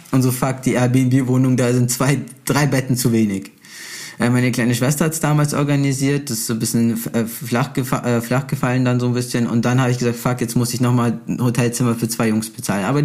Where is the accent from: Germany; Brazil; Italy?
Brazil; Ich als Brasilianer, weißt du, man connectet sich halt auch gleich, man spricht oft die gleiche, man spricht die gleiche Sprache.